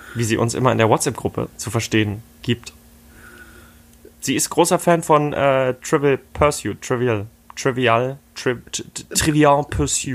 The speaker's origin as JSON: {"language": "German", "town": "Dresden", "region": "Saxony", "country": "Germany", "tie": "born or raised there", "said": "hier in Dresden, wo ich aufgewachsen bin"}